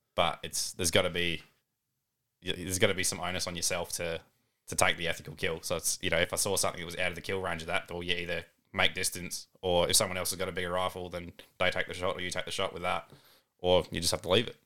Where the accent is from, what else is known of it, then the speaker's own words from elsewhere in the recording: Balaklava, South Australia, Australia; moved away as an adult; also born or lived in Owen; now in Murray Bridge, Australia; originally born and raised mid-north, so Balaclava and Arwen